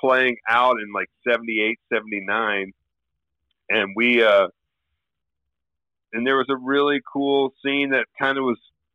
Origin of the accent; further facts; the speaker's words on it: Memphis, Tennessee, United States; also born or lived in Arkansas; I grew up in the South